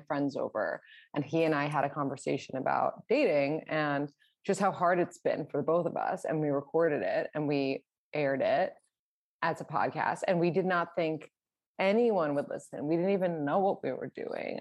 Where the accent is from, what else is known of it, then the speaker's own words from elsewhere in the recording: New York City, New York, United States; I am from New York City